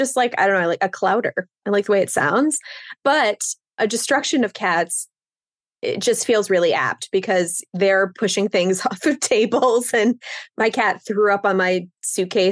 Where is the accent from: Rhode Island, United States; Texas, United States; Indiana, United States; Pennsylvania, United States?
Pennsylvania, United States; now in New York, United States; I grew up in Pennsylvania, and I live in New York now.